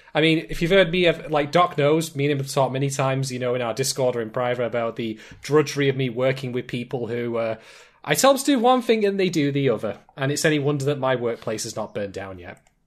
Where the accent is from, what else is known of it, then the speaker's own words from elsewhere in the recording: United Kingdom; accent: British; I'm in Britain. You know, in case you hadn't gathered that already from various clues, such as my accent